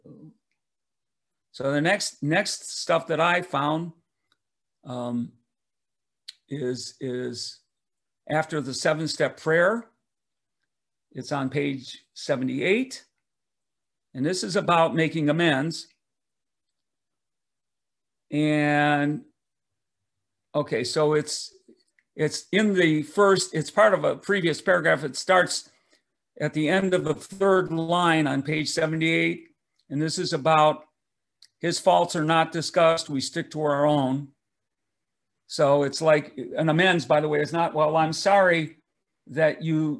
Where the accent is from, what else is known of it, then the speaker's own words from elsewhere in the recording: Detroit, Michigan, United States; I grew up in Detroit, Michigan